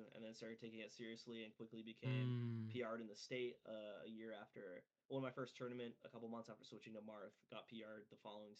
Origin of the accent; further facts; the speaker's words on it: Bangor, Maine, United States; accent: Maine; I'm from Maine in the Banga Maine area with the Maine accent.